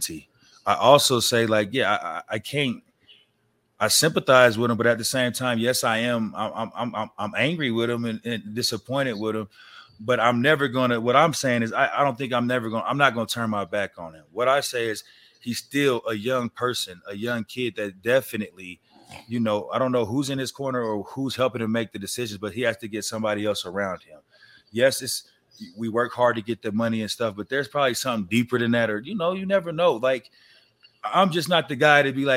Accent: Denver, Colorado, United States; I'm just from Denver

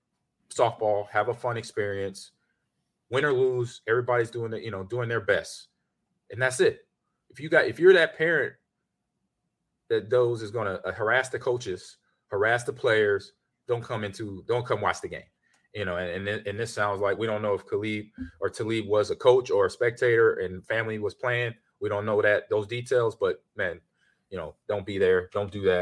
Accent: Los Angeles, California, United States; moved away as an adult; also born or lived in Houston; I grew up in LA. I grew up in Crip and Blood territory

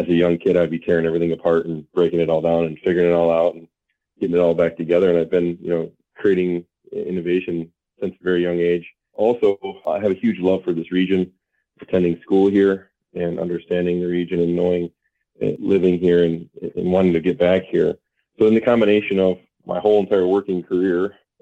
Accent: Traverse City, Michigan, United States; moved away as an adult; also born or lived in Warren, Michigan / Ann Arbor, Michigan; now in Marquette, United States; I grew up in Traverse City. I lived my whole entire life there.

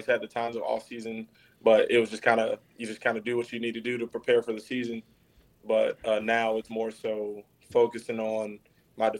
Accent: Jacksonville, Florida, United States; being in Jacksonville, for me personally, I've grown up here. I've lived here for 25 years now

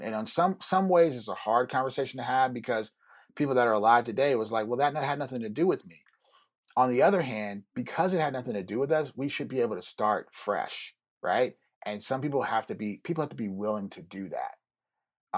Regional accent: Germany; now in United States; I grew up in Germany

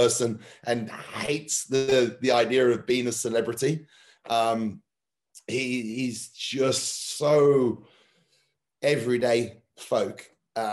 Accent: England, United Kingdom; for me being English football is it's everything.

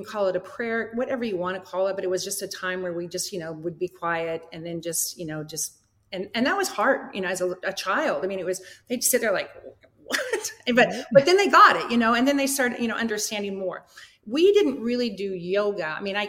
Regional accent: Iowa, United States; Bruce played at Iowa. We're from Iowa.

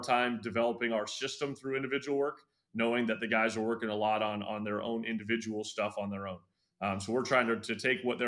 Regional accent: Sacramento, California, United States; now in Los Angeles, United States; I grew up in Sacramento

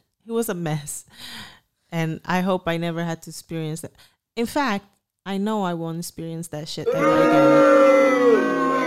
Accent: Dominican Republic; moved away; I came from the Dominican Republic here for a better life

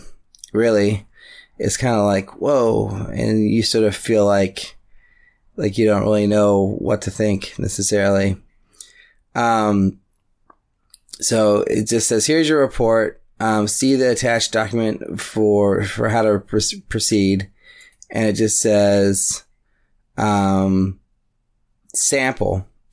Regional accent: Oakland, California, United States; Just a little background on me first. I'm a filmmaker from Oakland, California.

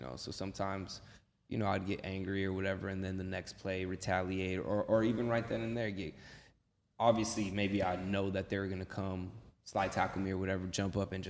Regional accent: Los Angeles, California, United States; also born or lived in Inglewood; I'm from Venice. But I live in England.

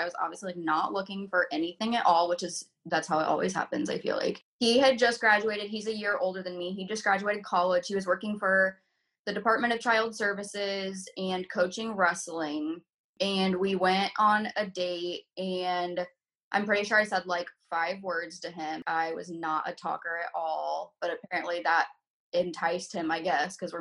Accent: Southern Illinois, United States; now in Indianapolis, United States; I'm from Southern Illinois

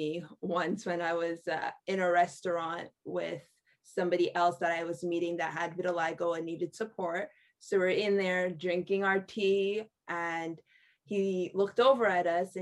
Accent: Montreal, Quebec, Canada; I was born and raised in Montreal, Quebec in Canada

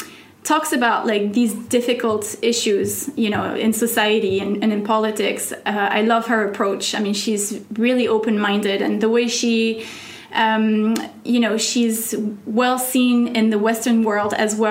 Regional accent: Oman; English is a second language; moved away as an adult; also born or lived in France; I grew up in the Middle East pretty much, you know. I moved to Oman when I was 10 years old and, you know, until I was 19. And then I've been living here for 11 years.

